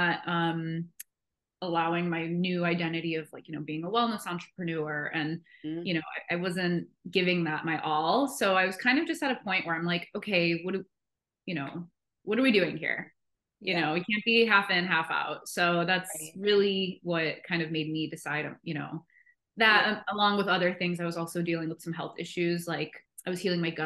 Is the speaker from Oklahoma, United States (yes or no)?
no; Chicago, Illinois, United States; now in San Diego, United States; I live in San Diego. I'm from Chicago